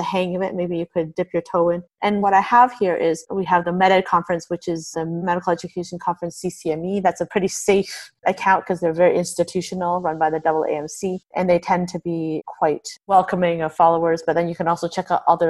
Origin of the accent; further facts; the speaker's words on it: Canada; we are actually Canadian